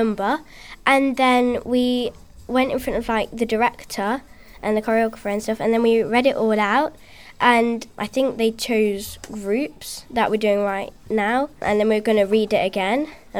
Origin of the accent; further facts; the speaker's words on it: Derby, East Midlands, United Kingdom; I'm from Derby.